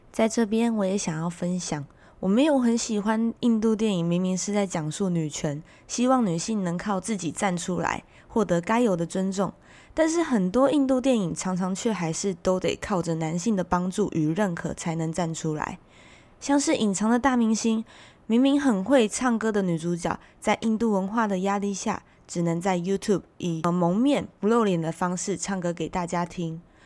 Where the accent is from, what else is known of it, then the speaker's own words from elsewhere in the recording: Taiwan; 从小在台湾长大的我